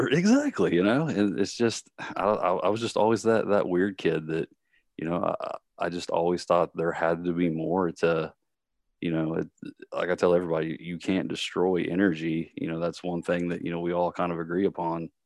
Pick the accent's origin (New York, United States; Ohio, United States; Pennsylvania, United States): Ohio, United States; Columbus; also born or lived in Kentucky; I'm originally, um, from Columbus